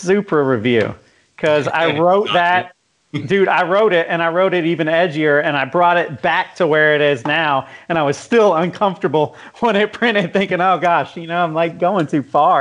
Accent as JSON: {"language": "English", "town": "Jacksonville", "region": "Florida", "country": "United States", "tie": "born or raised there", "said": "we grew up in Jacksonville"}